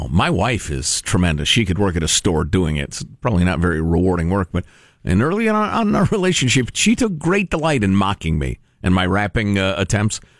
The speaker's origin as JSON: {"language": "English", "town": "Chicago", "region": "Illinois", "country": "United States", "tie": "born or raised there"}